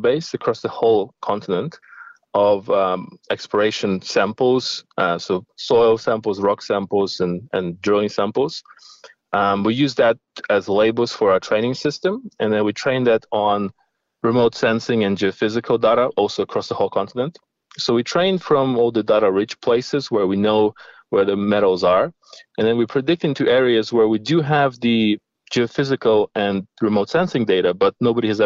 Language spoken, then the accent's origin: English; Ukraine; moved away as an adult; also born or lived in Middle East / Russia / Sydney, Australia; I was born in Ukraine